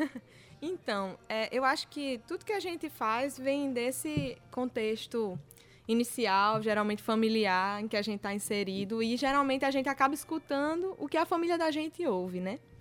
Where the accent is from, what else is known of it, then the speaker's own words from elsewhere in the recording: Rio Grande do Norte, Brazil; minha terra, hum, lá do Rio Grande do Norte